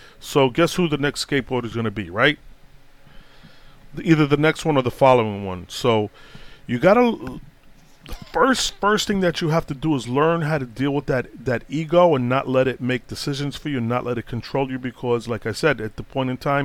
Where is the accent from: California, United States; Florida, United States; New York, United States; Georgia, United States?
New York, United States; New York City; also born or lived in Boston, Massachusetts; when I grew up in Brooklyn, in them years, man, the 70s, early 70s to early 80s